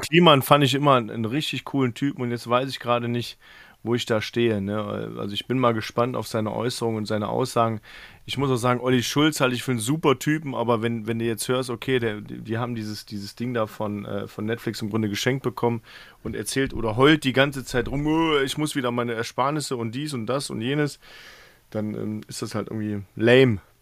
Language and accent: German; Mönchengladbach, North Rhine-Westphalia, Germany; in meinem Ort, wo ich in Mönchengladbach gelebt habe, auch Fußball gespielt